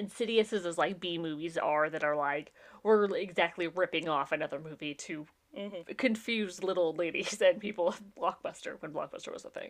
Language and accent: English; Appalachia, United States; I'm from the Appalachians.